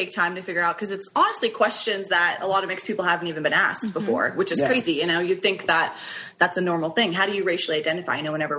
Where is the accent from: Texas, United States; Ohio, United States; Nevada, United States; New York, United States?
Nevada, United States; Las Vegas; I'm in Las Vegas, Nevada. Yeah, this is where I grew up.